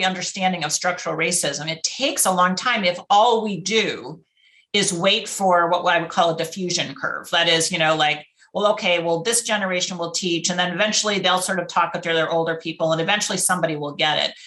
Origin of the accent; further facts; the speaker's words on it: Rochester, New York, United States; moved away as an adult; now in San Francisco, United States; I grew up in Rochester, New York, I had one African-American young man in my whole high school class.